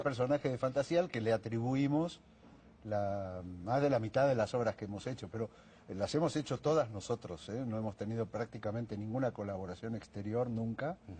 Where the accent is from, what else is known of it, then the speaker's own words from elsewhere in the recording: Argentina; corajudo, se dice en mi país